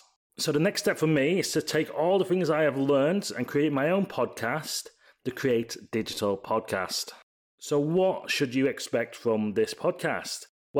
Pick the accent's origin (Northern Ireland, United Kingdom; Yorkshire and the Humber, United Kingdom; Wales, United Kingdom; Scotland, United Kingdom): Yorkshire and the Humber, United Kingdom; Leeds; So a little bit about me. I'm 37 from Leeds in the UK